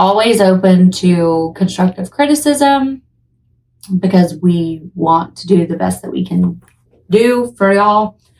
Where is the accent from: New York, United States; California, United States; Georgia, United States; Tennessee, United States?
Tennessee, United States; I think considering we're from Tennessee, I would guarantee you probably don't pronounce it that way.